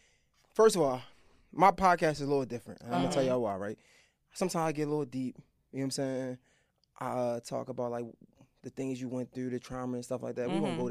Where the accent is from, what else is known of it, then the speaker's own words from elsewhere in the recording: Baltimore, Maryland, United States; she didn't even know I was from Baltimore.